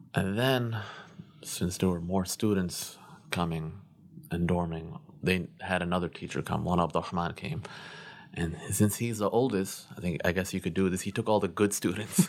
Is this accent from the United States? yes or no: yes; Glendale Heights, Illinois, United States; also born or lived in North Aurora, Illinois; I was born in Glendale Heights, better known as Ghetto Heights